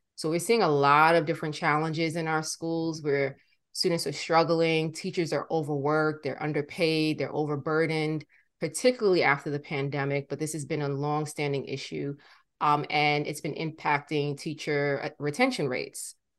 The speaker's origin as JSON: {"language": "English", "town": "New York City", "region": "New York", "country": "United States", "tie": "born or raised there", "said": "born and raised in Brooklyn"}